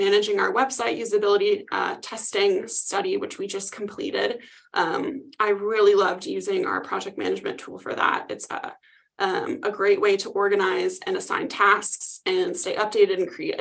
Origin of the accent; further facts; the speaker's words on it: Midwest, United States; accent: Midwest; now in Phoenix, United States; I just got back from visiting the Midwest and I can really tell that my accent is coming back out.